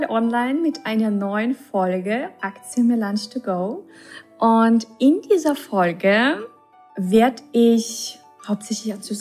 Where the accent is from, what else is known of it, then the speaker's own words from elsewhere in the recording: Russia; also born or lived in Czech Republic; now in Germany; als ich nach Deutschland kam, also ich komme ja ursprünglich aus Russland oder bin mhm. in Tschechien geboren, in Russland aufgewachsen.